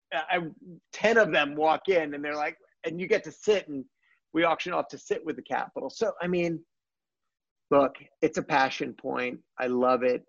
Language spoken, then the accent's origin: English; Washington, District of Columbia, United States; From Washington D.C.